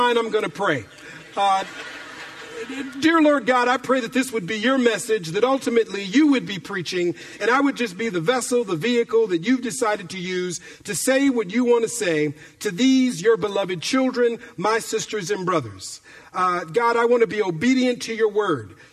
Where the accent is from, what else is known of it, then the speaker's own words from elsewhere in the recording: Minneapolis, Minnesota, United States; moved away as an adult; now in Bay Area, California, United States; my childhood growing up in Minneapolis, Minnesota